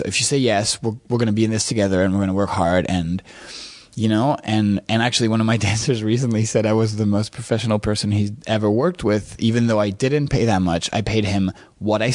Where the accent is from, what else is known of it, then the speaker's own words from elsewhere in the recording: France; moved away as an adult; also born or lived in New York City / Montreal; I grew up in France and my father's English-Canadian, but from Montreal.